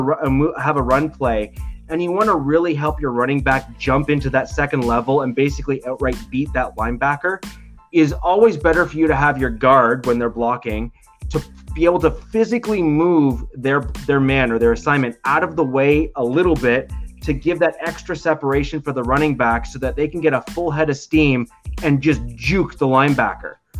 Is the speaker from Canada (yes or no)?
yes; Canada; I'm Canadian